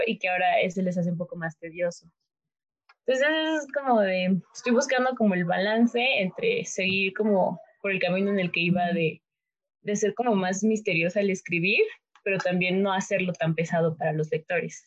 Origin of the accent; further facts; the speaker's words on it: Mexico; yo soy de México, soy mexicana